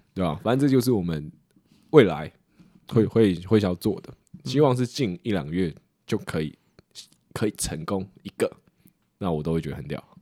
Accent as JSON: {"language": "Chinese", "country": "Taiwan", "said": "我们台湾人"}